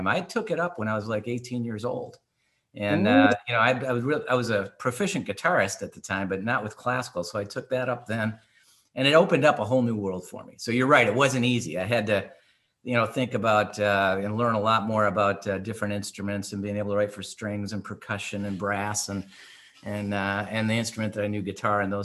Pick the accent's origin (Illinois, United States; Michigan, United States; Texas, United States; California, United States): Michigan, United States; Detroit; moved away as an adult; also born or lived in Oakland County, Michigan; now in Long Island, United States; as a young child growing up in Detroit, Michigan, hardworking family